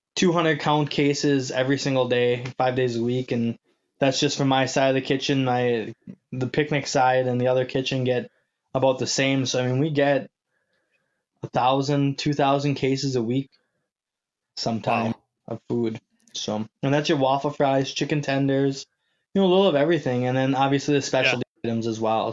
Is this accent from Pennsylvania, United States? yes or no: no; Manitowoc, Wisconsin, United States; moved away as an adult; right out of Manitowoc, Wisconsin, my hometown